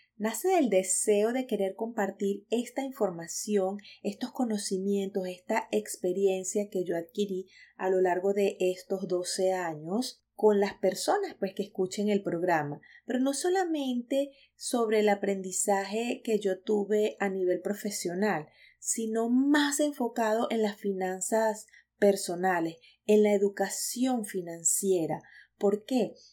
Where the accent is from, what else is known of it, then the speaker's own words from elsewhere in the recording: Venezuela; moved away as an adult; now in United States; soy venezolana